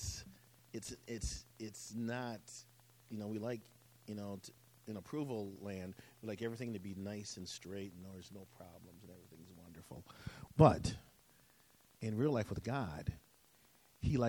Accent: Wisconsin, United States; I grew up in Wisconsin

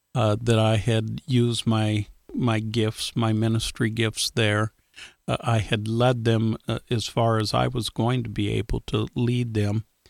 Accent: Iowa, United States; as a little kid growing up in Iowa

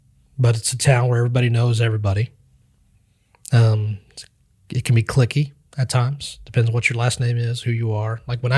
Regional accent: Kansas, United States; now in Iola, United States; I grew up in Western Kansas, and I moved here to Iola.

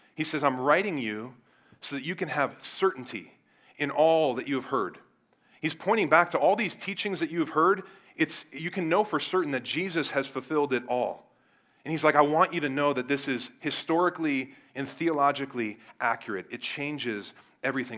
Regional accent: Cleveland, Ohio, United States; I'm from Cleveland, the Browns

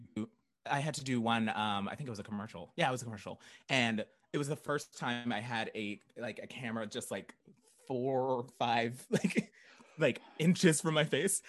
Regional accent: Tulsa, Oklahoma, United States; moved away as an adult; also born or lived in Norman, Oklahoma; now in Chicago, United States; I grew up in Tulsa. I went to college in Norman, and then I moved here right after college. So, Chicago

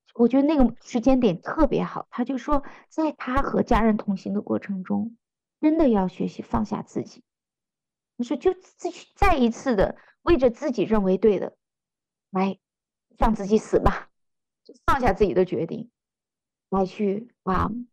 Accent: China; 我们中国人很喜欢那句话，家和万事兴

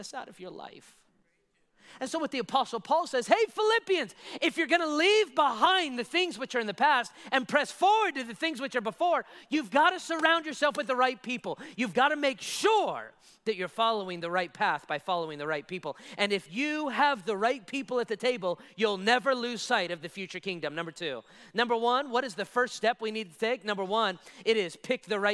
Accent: United States; American citizens like I am, I was born and raised here

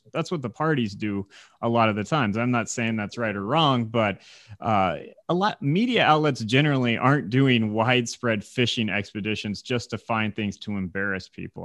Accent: Indiana, United States; moved away as an adult; now in Michigan, United States; I was from Indiana

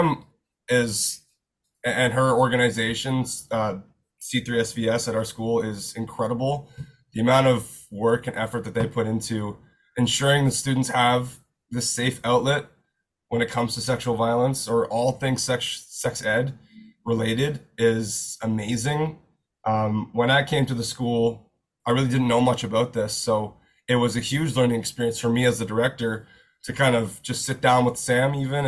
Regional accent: outside of Kingston, Ontario, Canada; moved away as an adult; now in Toronto, Canada; I was born and raised outside of Kingston, Ontario

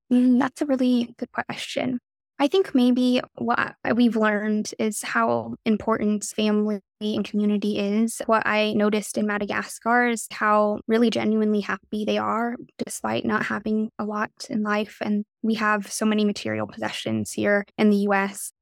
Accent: United States; also born or lived in China; I definitely had more opportunities being able to grow up in the U S

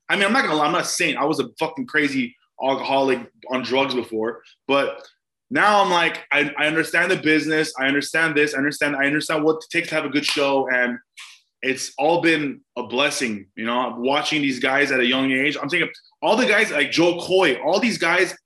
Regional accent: Glendale, California, United States; also born or lived in Mexico City, Mexico; I was raised Armenian in Glendale

